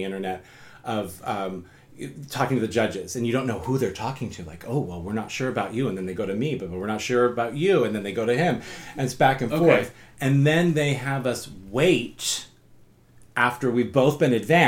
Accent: United States; I'm an American.

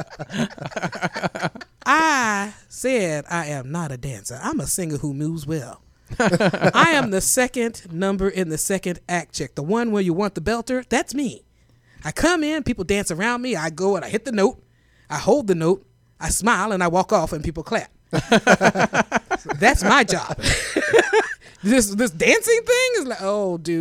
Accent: Kansas City, Missouri, United States; Kansas City

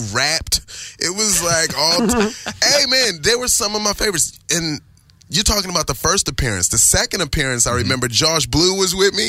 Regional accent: Baltimore, Maryland, United States; now in California, United States; I was from East Baltimore.

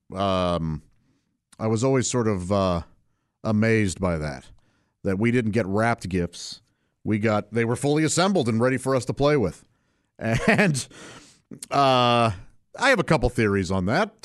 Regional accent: St. Louis, Missouri, United States; I grew up in Saint Louis, Missouri, uh, with my parents and three brothers

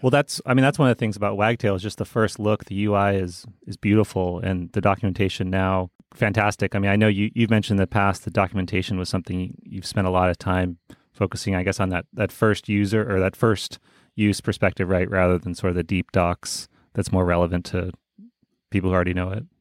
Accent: United States; as an American

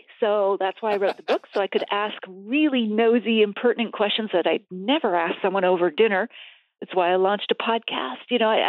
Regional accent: East Coast, United States; I grew up in the East Coast, Scottish family, so it was beer and whiskey on the table.

